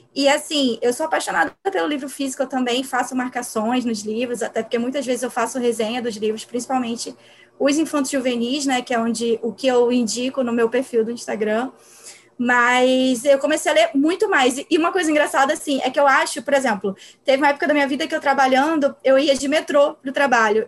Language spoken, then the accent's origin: Portuguese; Pernambuco, Brazil; now in Rio de Janeiro, Brazil; Eu sou pernambucana, moro no Rio de Janeiro